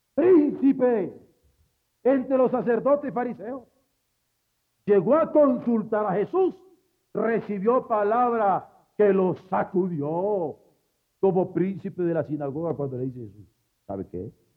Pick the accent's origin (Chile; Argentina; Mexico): Mexico; como buen mexicano